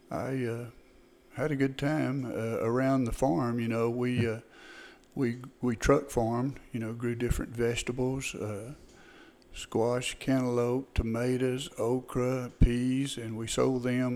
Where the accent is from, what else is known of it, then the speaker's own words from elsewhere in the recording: Canton, Texas, United States; I grew up here in Van Zandt County, just south of Canton, about 6 miles in the Jackson community.